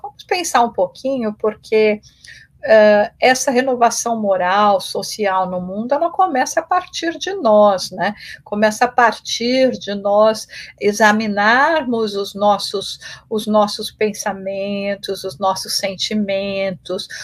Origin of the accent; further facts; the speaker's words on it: Brazil; also born or lived in England; now in United States; eu já saí do Brasil, esse ano está é, fazendo 29 anos que eu, que eu saí do Brasil, e primeiro indo para a Inglaterra, onde eu fiquei três anos, e depois aqui nos Estados Unidos